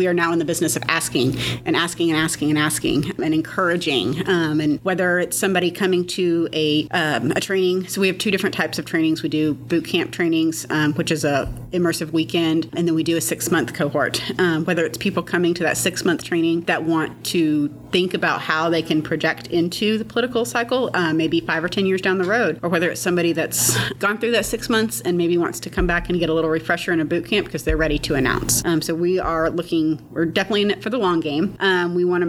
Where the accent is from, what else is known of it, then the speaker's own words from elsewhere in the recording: Fayetteville, Arkansas, United States; also born or lived in Dallas; I'm from Fayetteville, Arkansas. I've lived in Fayetteville since I was five, had a brief exodus to Dallas, but then came back home.